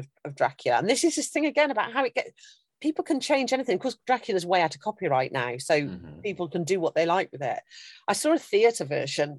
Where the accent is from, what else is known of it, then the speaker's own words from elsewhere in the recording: United Kingdom; I'm British through and through